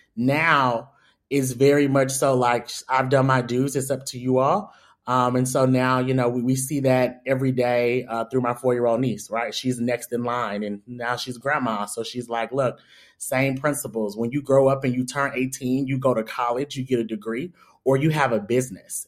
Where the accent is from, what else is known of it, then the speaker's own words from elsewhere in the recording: Atlanta, Georgia, United States; I'm from the West Side, Doug High, all that of Atlanta.